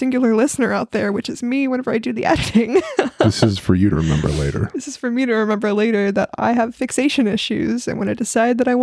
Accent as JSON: {"language": "English", "region": "Southern", "country": "United States", "accent": "Southern", "said": "my accent comes out more often"}